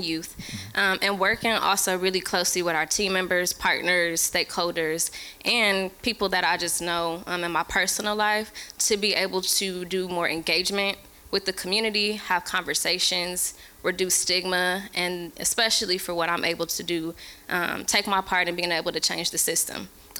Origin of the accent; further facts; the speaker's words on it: Milwaukee, Wisconsin, United States; also born or lived in Prairie View, Texas; I am a Milwaukee County resident, born and raised on the North Side.